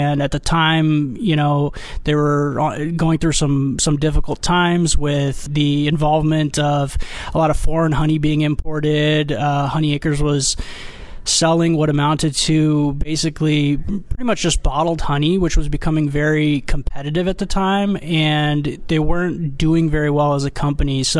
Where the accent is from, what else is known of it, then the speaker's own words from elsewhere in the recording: Armenia; now in United States; I immigrated here from Armenia, actually, where my family was uh, five generations of beekeepers. And when we came to America uh, to the West Coast